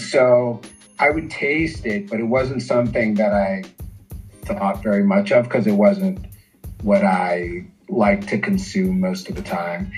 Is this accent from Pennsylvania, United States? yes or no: no; Washington, District of Columbia, United States; moved away as an adult; now in Brasilia, Brazil; I am from Washington D.C., the capital